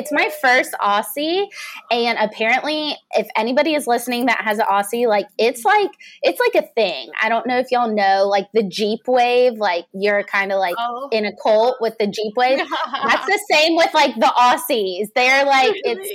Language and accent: English; Savannah, Georgia, United States; now in Atlanta, United States; I grew up in Savannah, Georgia, but I live in the city